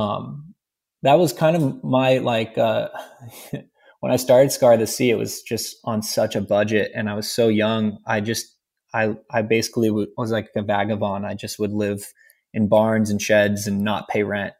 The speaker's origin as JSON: {"language": "English", "town": "Rancho Cucamonga", "region": "California", "country": "United States", "tie": "born or raised there", "said": "I grew up in Ranch Cucamonga"}